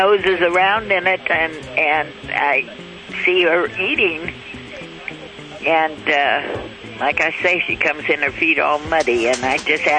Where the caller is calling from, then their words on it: South Lake Tahoe, California, United States; South Lake Tahoe.